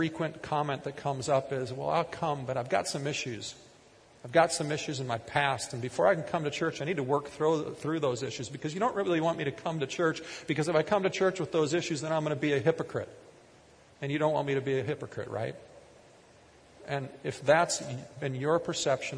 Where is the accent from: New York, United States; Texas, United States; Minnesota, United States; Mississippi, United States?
Minnesota, United States; Kiester; growing up in Keister